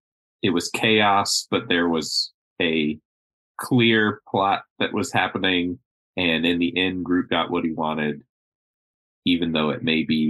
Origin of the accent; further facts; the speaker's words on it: Florida, United States; I'm from Florida